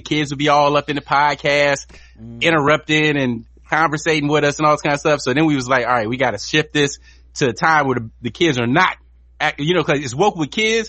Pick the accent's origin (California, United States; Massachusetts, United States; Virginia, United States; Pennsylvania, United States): Virginia, United States; moved away as an adult; also born or lived in North Carolina; now in Los Angeles, United States; I'm from Virginia and North Carolina originally, and I've only lived in LA for like the last 20 years.